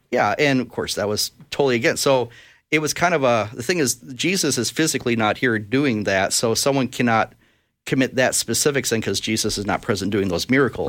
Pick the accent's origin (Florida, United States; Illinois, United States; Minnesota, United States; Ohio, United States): Minnesota, United States; Brainerd; I was born in Brainerd, Minnesota, and, uh, lived there actually most of my years, went to high school there